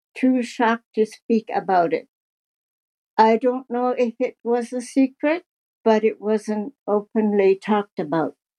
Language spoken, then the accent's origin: English; Kuujjuarapik, Quebec, Canada; now in Stratford, Canada; I'm 71 years old. I was born in Great Whale River, Nunavik, Quebec.